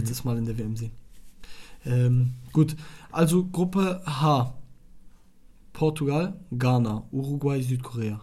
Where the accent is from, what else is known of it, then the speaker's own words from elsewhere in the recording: Iraq; moved away; ich komme aus Irak.